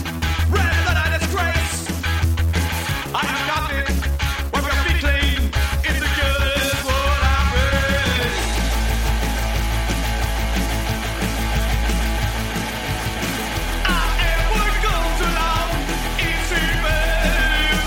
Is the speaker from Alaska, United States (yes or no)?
no; Texas, United States; when I was growing up in Texas